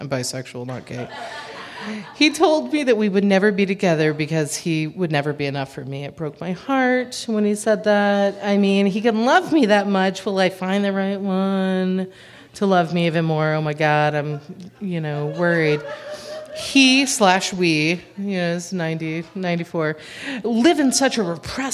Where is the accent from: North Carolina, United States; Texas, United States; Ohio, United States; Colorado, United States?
Texas, United States; moved away as an adult; also born or lived in Chicago; I'm a Texan.